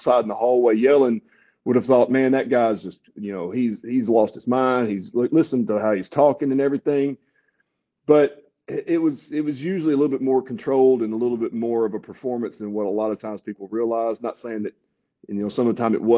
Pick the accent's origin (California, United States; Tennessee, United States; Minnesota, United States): Tennessee, United States; Lobelville; moved away as an adult; also born or lived in Bloomington, Indiana; I grew up in Lobelville